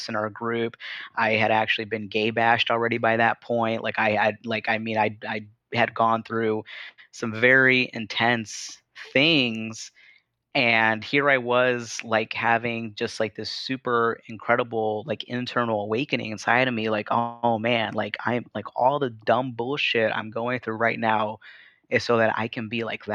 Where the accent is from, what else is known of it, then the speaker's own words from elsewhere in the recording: Chicago, Illinois, United States; growing up in Chicago